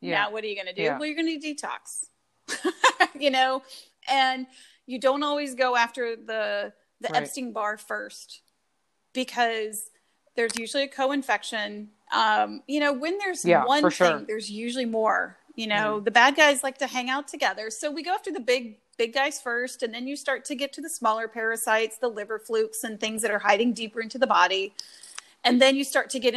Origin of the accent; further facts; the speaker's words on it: North Carolina, United States; now in Chicago, United States; I grew up in North Carolina